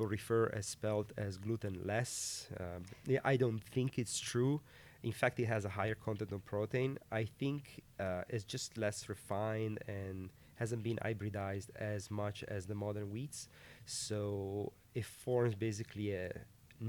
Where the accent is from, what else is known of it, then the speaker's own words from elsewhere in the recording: Piedmont, Italy; moved away as an adult; also born or lived in California, United States; now in United States; we're both from Piemonte, a region northwest of Italy.